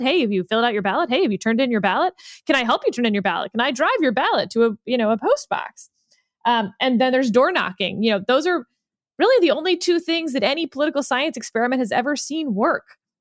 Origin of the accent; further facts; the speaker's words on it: Houston, Texas, United States; I come from Houston, the land of over air conditioning